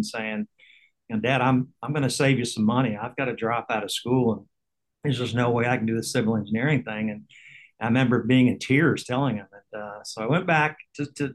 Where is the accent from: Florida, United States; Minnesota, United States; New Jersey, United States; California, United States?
Florida, United States; Tallahassee; also born or lived in Cape Canaveral; We grew up in Tallahassee